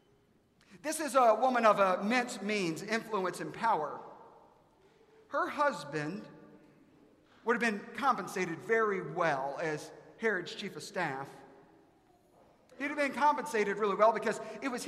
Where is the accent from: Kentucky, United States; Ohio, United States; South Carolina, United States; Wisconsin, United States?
South Carolina, United States; I'm from South Carolina.